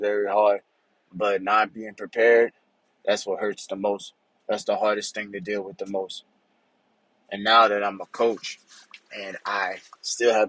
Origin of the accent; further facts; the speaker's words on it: Louisiana, United States; moved away as an adult; I'm from Louisiana. Growing up, hurricanes was a major thing in Louisiana